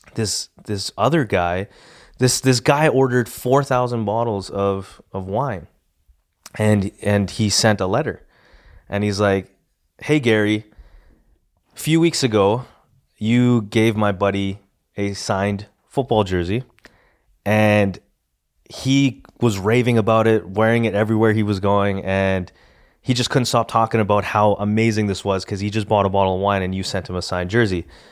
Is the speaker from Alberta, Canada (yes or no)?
yes; Edmonton, Alberta, Canada; we're from Edmonton, not Calgary